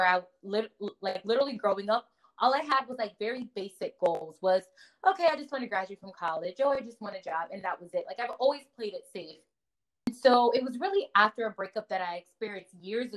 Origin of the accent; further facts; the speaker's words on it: Connecticut, United States; also born or lived in Nigeria; now in New Jersey, United States; I was born in Nigeria, raised in Connecticut, but I currently live in New Jersey